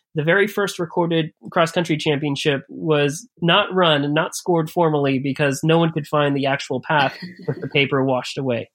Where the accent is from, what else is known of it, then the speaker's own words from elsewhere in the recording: Bay Area, California, United States; moved away as an adult; also born or lived in Chicago, United States; I grew up in the United States, in California, on the West Coast, in the Bay Area